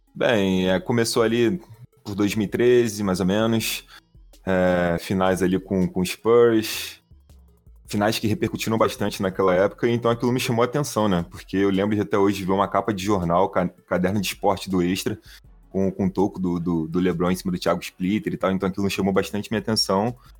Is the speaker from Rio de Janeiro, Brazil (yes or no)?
yes; Rio de Janeiro, Brazil; accent: carioca; a gente é aqui do Rio de Janeiro. É, eu sou aqui da área de Jacarepaguá